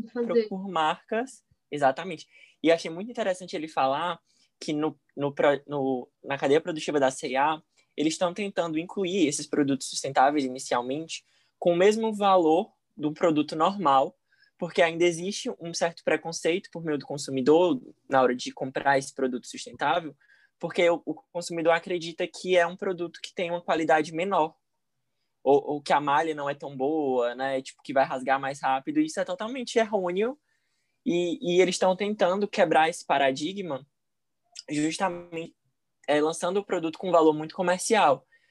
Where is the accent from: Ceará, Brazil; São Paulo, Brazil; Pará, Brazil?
Ceará, Brazil; Fortaleza; sou de Fortaleza, Ceará